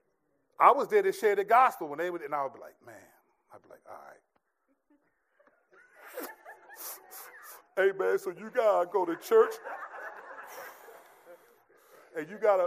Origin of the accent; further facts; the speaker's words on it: United States; I'm a stupid American